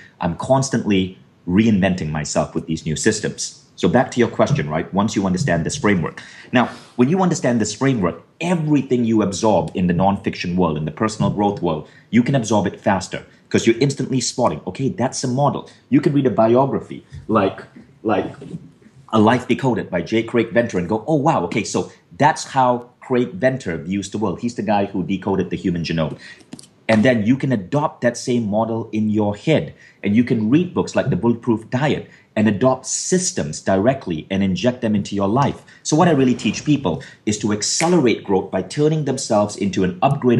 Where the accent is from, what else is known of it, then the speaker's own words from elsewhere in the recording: North India, India; I had Caucasian features like a larger nose and hair on my arms and legs because I'm Northern Indian.